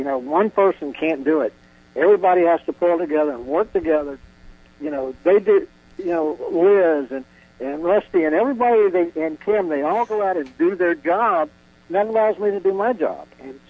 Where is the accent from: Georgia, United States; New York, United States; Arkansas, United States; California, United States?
Georgia, United States; also born or lived in Florida; We're from Georgia. I say it this way. I was born in Florida, but by the grace of God, I've turned into a Georgia boy. Lived there quite, you know, probably a large portion of my life I've lived in Georgia. I went to school there.